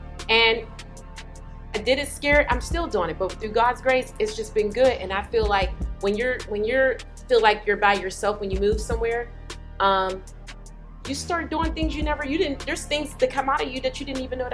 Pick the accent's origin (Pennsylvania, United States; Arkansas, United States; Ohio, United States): Pennsylvania, United States; Pittsburgh; now in Atlanta, United States; I'm from Pittsburgh, Pennsylvania.